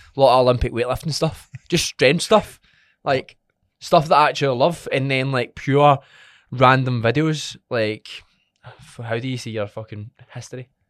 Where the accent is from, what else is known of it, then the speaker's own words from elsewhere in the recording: Scotland, United Kingdom; We're from Scotland.